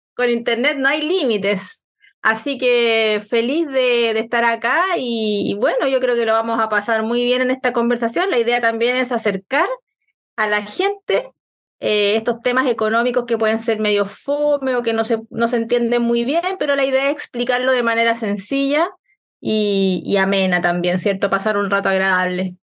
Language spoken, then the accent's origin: Spanish; Chile; para nosotros, para la gente de regiones